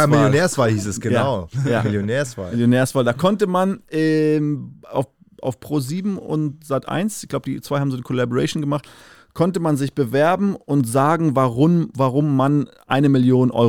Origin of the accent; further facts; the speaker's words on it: Windhoek, Khomas, Namibia; now in Germany; Äh, fünfte Generation aufgewachsen in Namibia, äh, geboren äh, in der Hauptstadt, in Windhoek City